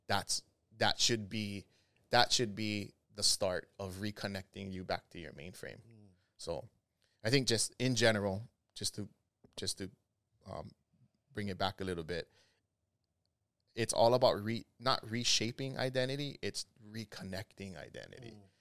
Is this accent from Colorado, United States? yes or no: no; Kahalu'u, Hawaii, United States; I grew up in Kahalu'u